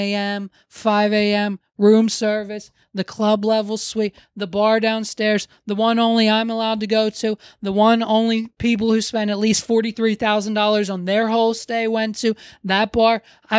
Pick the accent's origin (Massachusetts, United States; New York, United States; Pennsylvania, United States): Pennsylvania, United States; Hershey; So people were real disappointed when they find out we're from the Hershey area of Pennsylvania.